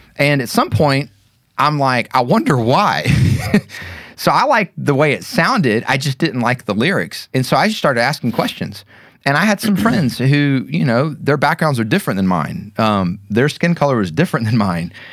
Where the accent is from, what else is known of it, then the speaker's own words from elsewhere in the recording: Kennesaw, Georgia, United States; also born or lived in Fitzgerald, Georgia; My hometown, I consider Kennesaw